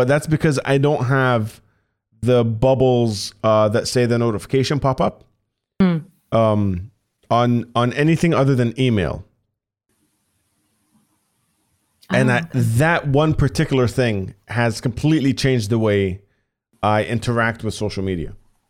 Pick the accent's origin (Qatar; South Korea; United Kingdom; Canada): Qatar; Doha; I was the only metalhead in an entire country in Qatar, like growing up in Doha, holy fuck.